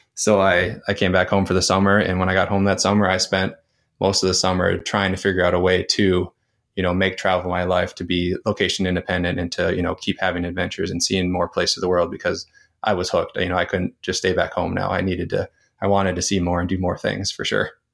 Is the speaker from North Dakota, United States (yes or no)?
yes; North Dakota, United States; moved away as an adult; I grew up in my hometown, went to university, and then got a career in my hometown